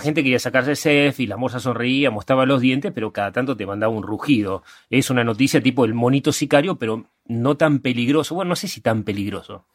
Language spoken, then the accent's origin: Spanish; Argentina; sobre todo somos argentinos